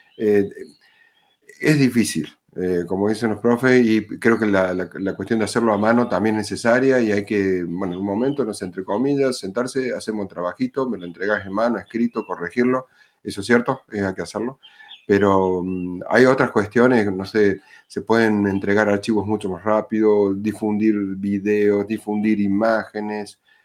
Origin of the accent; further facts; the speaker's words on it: Córdoba, Argentina; soy de Córdoba Capital, eh, en Argentina